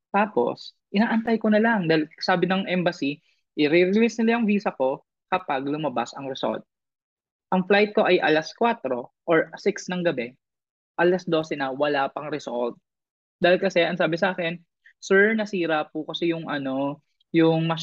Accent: Philippines; moved away as an adult; also born or lived in Iligan; now in Thailand; alam niyang Pinoy ako.

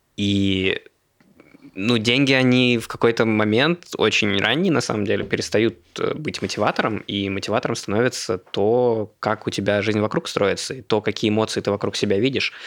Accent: Moscow, Russia; also born or lived in Khabarovsk; Москвич, у которого в паспорте написано город Хабаровск, Хабаровского края

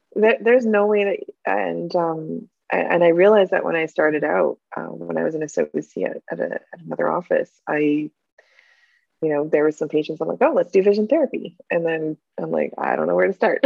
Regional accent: New Hamburg, Ontario, Canada; I grew up in New Hamburg

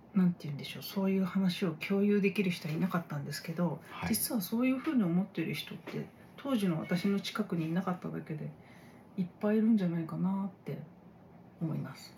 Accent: Japan; 日本人同士

